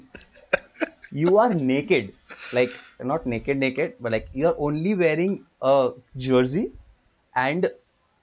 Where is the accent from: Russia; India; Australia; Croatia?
India; we are from India